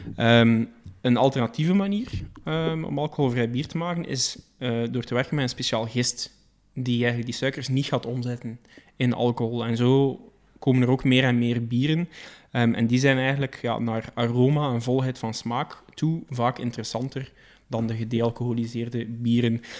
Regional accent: Belgium; we zijn Belgen

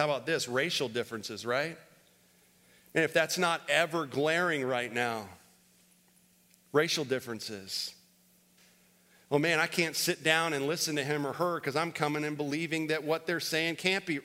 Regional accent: Florida, United States; now in Winston-Salem, United States; I grew up in Florida

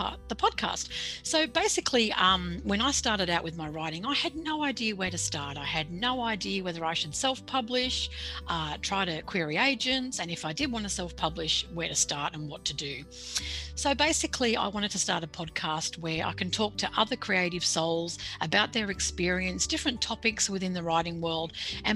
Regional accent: Sydney, New South Wales, Australia; accent: Australian; I was born and bred in Sydney. I grew up in the Sutherland Shire by the beach in southern Sydney

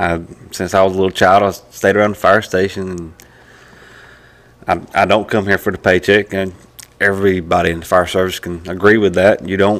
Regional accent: Bladenboro, North Carolina, United States; I'm from Bladenburg, North Carolina.

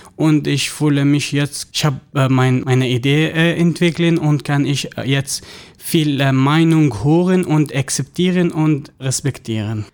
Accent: Syria; German is a second language; moved away as an adult; now in Germany; Ich habe in Syrien 25 Jahre gelebt

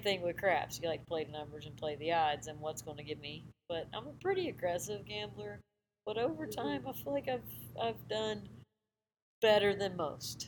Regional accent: Myrtle Beach, South Carolina, United States; I grew up in Myrtle Beach area

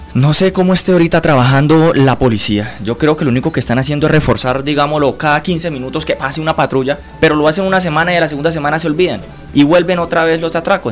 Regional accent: Floridablanca, Santander, Colombia; tengo 32 años, florideño, con mucho sentido de pertenencia

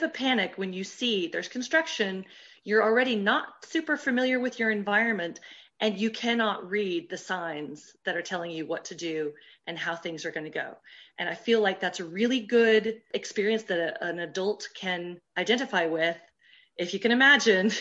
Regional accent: Dallas, Texas, United States; accent: American; first language English; moved away as an adult; also born or lived in Ireland / Germany; now in France; as you may be able to guess from my accent, I'm an American, and I was trained as a speech language pathologist in Texas. I come from Dallas

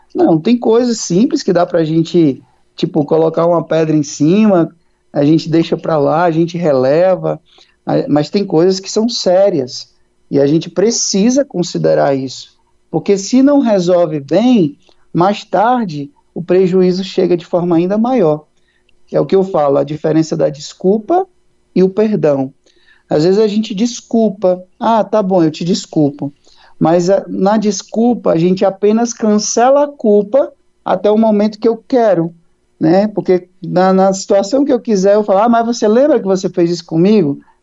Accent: Antônio Diogo, Ceará, Brazil; Eu sou do interior do Ceará, uma cidadezinha chamada Antônio Diogo

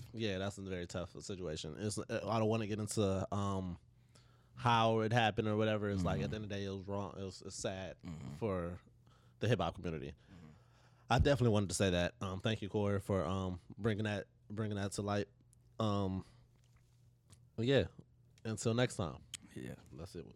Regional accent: Euclid, Ohio, United States; we're from Euclid

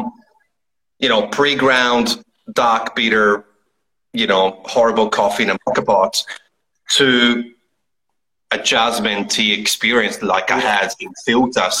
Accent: Italy; now in Melbourne, Australia; I'm from Italy originally

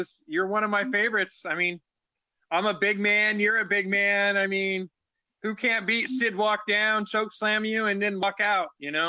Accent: Aberdeen, Washington, United States; I'm from Aberdeen, Washington.

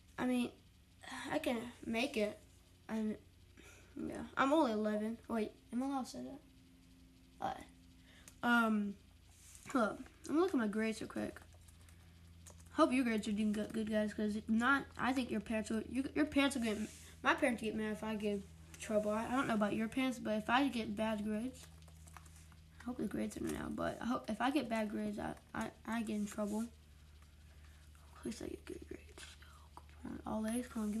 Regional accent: Wilmington, North Carolina, United States; I'm from Wilmington, North Carolina

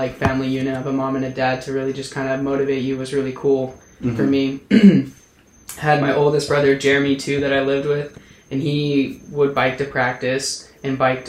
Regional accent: Utah, United States; I was growing up in Utah, and so I was raised Mormon

